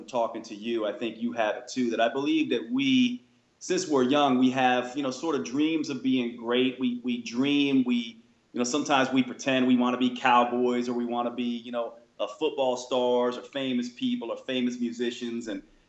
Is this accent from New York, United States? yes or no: yes; Long Island, New York, United States; born there; now in North Carolina, United States; So I was born in New York and raised by parents that were basically raised in Manhattan. Then I moved to the South, North Carolina.